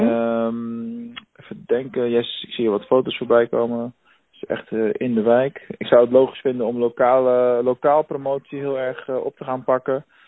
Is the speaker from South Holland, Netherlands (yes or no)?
yes; Rotterdam, South Holland, Netherlands; now in Venlo, Netherlands